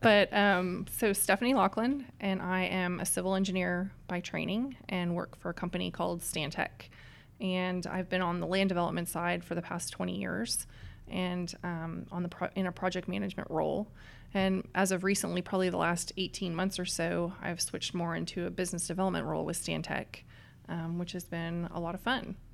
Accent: east coast of Canada, Atlantic Canada, Canada; now in Dallas, United States; I come from a little town on the east coast of Canada

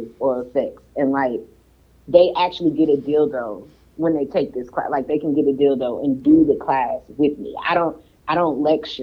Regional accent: St. Louis, Missouri, United States; now in Florida, United States; I'm from St. Louis, I live in Florida

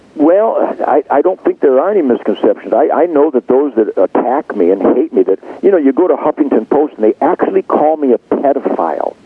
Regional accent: United States; an American

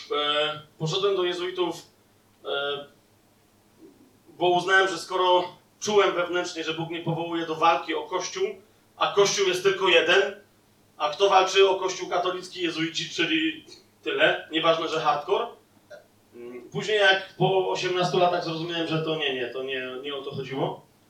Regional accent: southern Poland, Poland; sam jestem z południa i moja żona też

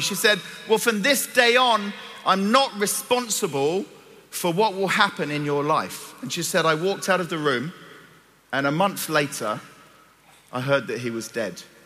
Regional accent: Cyprus; moved away; I'm from Cyprus. I was born and grew up in Cyprus.

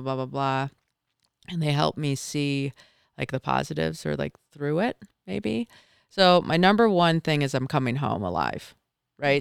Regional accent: Michigan, United States; moved away as an adult; now in Park City, United States; I grew up in Michigan

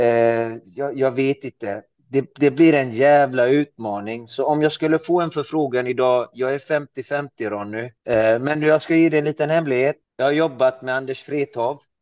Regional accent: Iran; now in Sweden; jag härstammar ju från Iran och det står ju på min svenska pass att jag är född i Iran

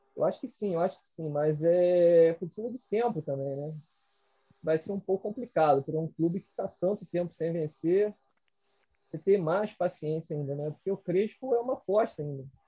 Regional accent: Rio de Janeiro, Brazil; eu que sou aqui do Rio

